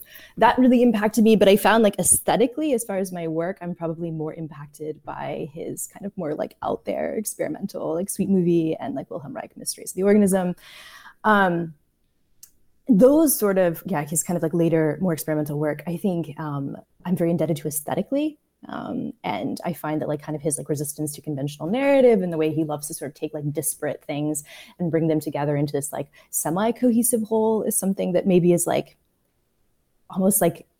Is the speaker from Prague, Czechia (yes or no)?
yes; Prague, Czechia; I grew up in Prague in Czechia and was really impacted early on by like Czech New Wave films.